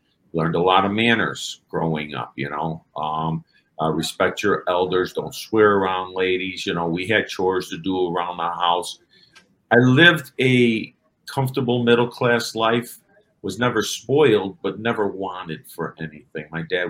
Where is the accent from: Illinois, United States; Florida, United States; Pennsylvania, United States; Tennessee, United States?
Illinois, United States; Chicago; I'm from Chicago and I'm half Irish, half Italian. I grew up in a neighborhood called Elmwood Park. My mother's side was my Irish side. My dad's side was my Italian side.